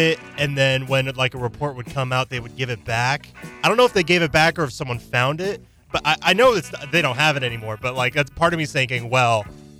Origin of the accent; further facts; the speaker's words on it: Topeka, Kansas, United States; I grew up in Topeka. I went to Seaman High School. It's a public school.